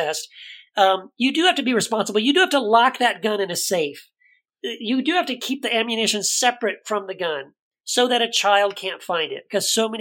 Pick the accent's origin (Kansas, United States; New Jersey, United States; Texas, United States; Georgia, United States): Texas, United States; El Paso; when I grew up in El Paso, I was a conservative Christian.